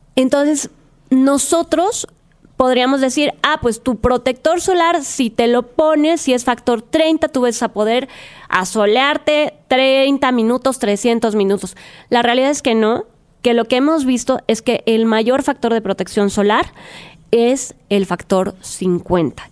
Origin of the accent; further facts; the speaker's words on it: Mérida, Yucatán, Mexico; soy de Mérida, Yucatán